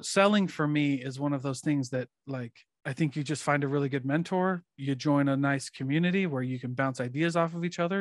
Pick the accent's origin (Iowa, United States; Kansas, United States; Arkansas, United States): Iowa, United States; I grew up in Iowa